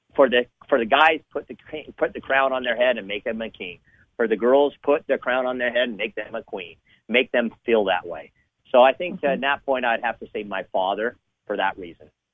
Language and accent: English; Southern California, United States; I grew up in Southern California